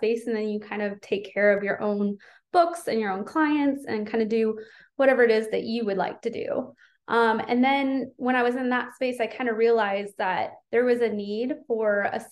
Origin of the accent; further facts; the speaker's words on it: Louisville, Kentucky, United States; I'm from Louisville, Kentucky in the US, and I am a salon owner